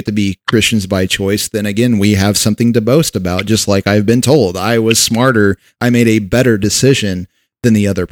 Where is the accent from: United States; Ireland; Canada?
United States; we're American by birth